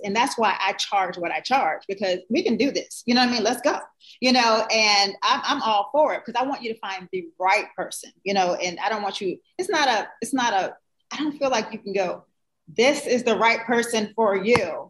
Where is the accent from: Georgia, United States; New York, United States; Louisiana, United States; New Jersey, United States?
New Jersey, United States; I'm from Jersey